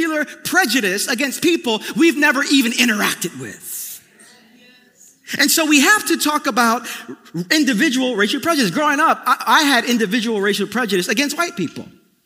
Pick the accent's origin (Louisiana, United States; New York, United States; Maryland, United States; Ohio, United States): New York, United States; New York City; growing up in East New York, Brooklyn, in the family I was in, We Puerto Ricans